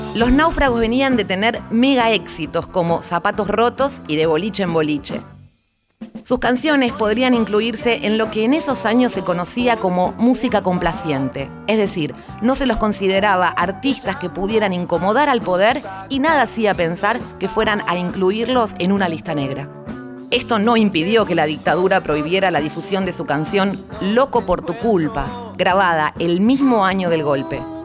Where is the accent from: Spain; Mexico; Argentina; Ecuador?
Argentina